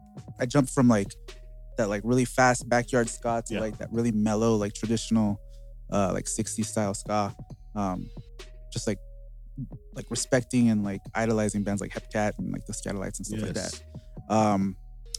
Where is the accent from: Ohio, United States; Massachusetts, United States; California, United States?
California, United States; Los Angeles; I grew up in East LA, Garfield High School